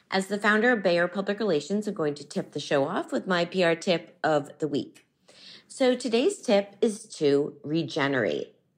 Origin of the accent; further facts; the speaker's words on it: Miami, Florida, United States; now in New York City, United States; Miami, Florida, my hometown